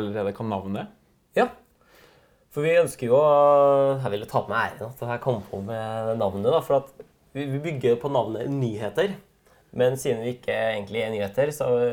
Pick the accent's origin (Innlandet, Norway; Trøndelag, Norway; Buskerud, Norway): Trøndelag, Norway; vi er fra Trøndelag begge